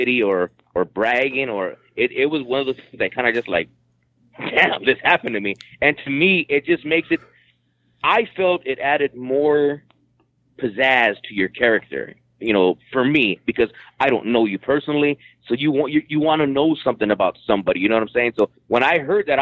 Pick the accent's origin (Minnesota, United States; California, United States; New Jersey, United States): California, United States; born or raised there